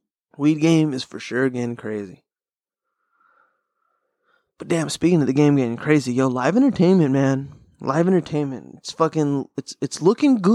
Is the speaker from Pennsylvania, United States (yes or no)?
no; Pasadena, California, United States; I'm from Pasadena